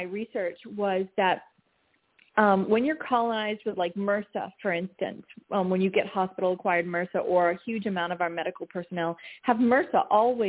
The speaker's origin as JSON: {"language": "English", "region": "Maine", "country": "United States", "tie": "born or raised there", "said": "having been a New Englander, I grew up in Maine in my grandmother's kitchen"}